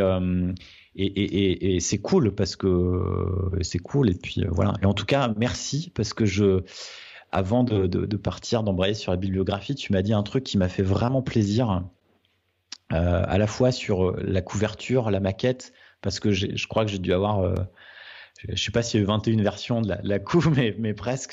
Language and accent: French; Nord, Hauts-de-France, France; Je suis du Nord